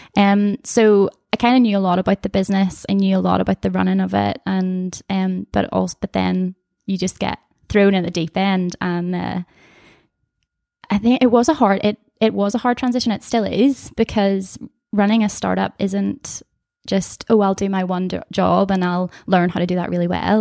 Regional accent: Comber, Northern Ireland, United Kingdom; I'm from Canberra, the place that makes potatoes

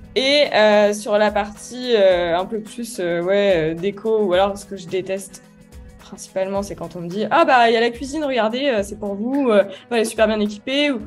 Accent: Lyon, Auvergne-Rhône-Alpes, France; Je suis née à Lyon le 14 février 1994.

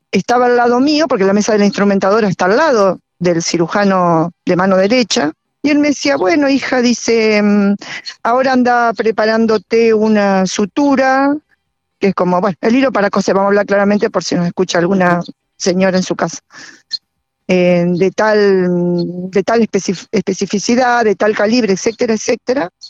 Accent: Argentina; en mi país, en mi pampa.

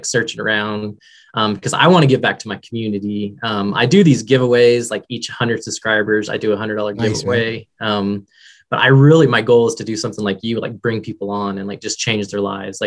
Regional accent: Kansas City, United States; also born or lived in Texas; now in Wichita, United States; So I'm actually in Wichita, Kansas, but I grew up in Kansas City

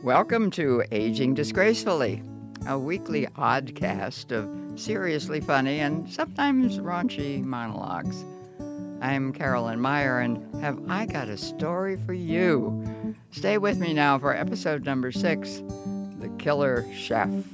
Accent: Lewistown, Pennsylvania, United States; my hometown, Lewistown

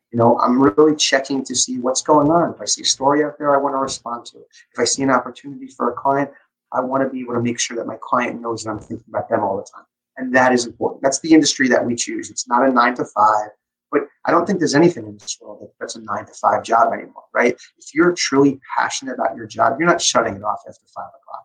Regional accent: Long Island, New York, United States; I grew up on Long Island

